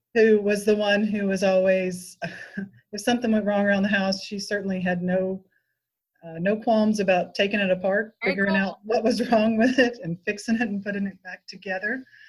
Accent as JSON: {"language": "English", "region": "West Tennessee", "country": "United States", "tie": "born or raised there", "lives_now": "Nashville, United States", "said": "I was born and raised in West Tennessee, so I grew up on a farm out in the country"}